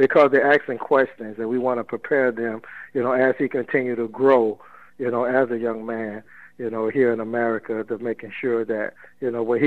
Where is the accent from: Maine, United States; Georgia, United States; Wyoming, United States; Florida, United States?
Florida, United States; Miami; I grew up in Overtown, and we have seen a lot of things, even, you know, when I was a youngster